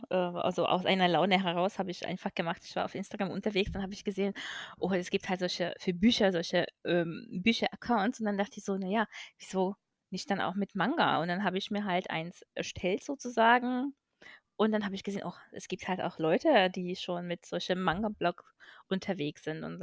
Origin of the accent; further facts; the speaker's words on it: Hungary; now in Germany; beziehungsweise ich komme halt aus Ungarn, da hieß es RTL Club. Da lief ein bisschen andere Anime als hier in Deutschland